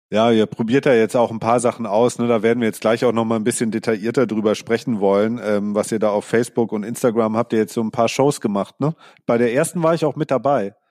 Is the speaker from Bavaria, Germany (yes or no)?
yes; Sonthofen, Bavaria, Germany; ich komme ja aus dem Allgäu